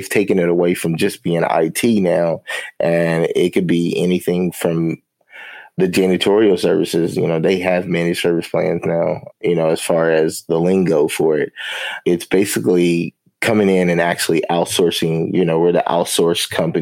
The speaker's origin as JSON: {"language": "English", "town": "Winchester", "region": "Kentucky", "country": "United States", "tie": "born or raised there", "also_born_or_lived": "Lexington, Kentucky / Jacksonville, Florida", "said": "I grew up in a little small town in Kentucky called Winchester and Lexington"}